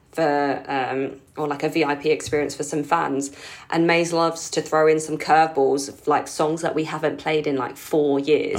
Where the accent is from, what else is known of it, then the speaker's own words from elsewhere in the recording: London, United Kingdom; I was born in the U K. Um, but I grew up, like, as part of the Filipino community in London